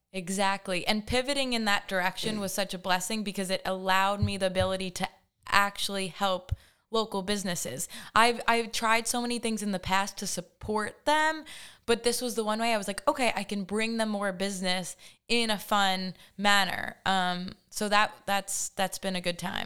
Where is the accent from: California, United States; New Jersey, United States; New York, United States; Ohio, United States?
New York, United States; Hampton Bays; I grew up in Hampton Bays, uh, the land of the Baymen